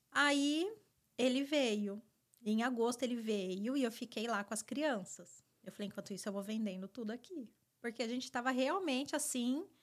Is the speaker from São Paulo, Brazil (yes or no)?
yes; Rio Claro, São Paulo, Brazil; moved away as an adult; now in United States; Rio Claro, Rio claro. interior de São Paulo.